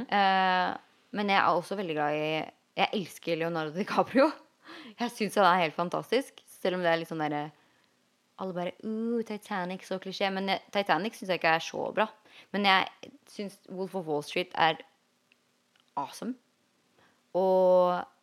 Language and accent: Norwegian; Norway; en jeg vokste opp med i Jarmark